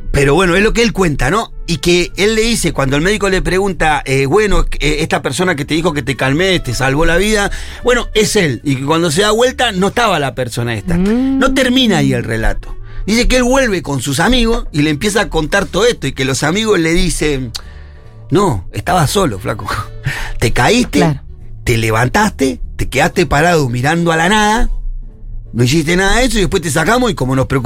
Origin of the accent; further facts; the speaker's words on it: Ciudad Evita, Buenos Aires Province, Argentina; Soy de la matanza, soy de Ciudad de Vita.